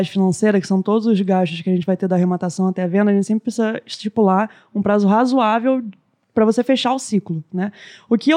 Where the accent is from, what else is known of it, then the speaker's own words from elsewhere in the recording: Rio de Janeiro, Brazil; Ó, oh, é que a gente, como carioca, você tem